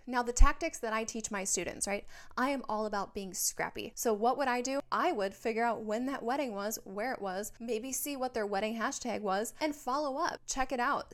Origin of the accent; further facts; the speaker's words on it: Minnesota, United States; now in Southern California, United States; I live in Southern California, but I'm from Minnesota